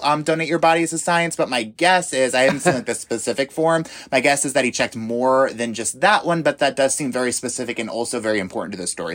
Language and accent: English; New York, United States; moved away; I grew up in New York, and so I am very familiar with the cold